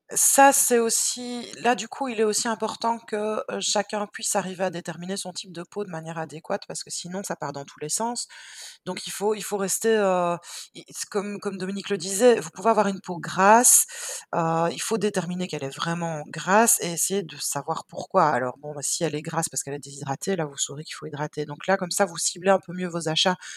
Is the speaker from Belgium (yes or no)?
yes; Belgium; on est belge.